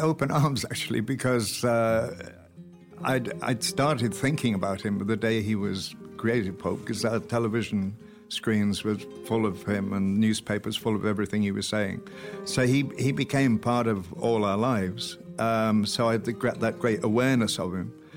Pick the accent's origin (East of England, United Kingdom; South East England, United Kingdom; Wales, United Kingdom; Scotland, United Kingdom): Wales, United Kingdom; Welsh; I'm Welsh